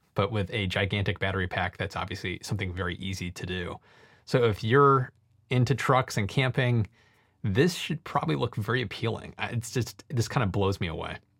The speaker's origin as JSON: {"language": "English", "country": "United States", "said": "as an American"}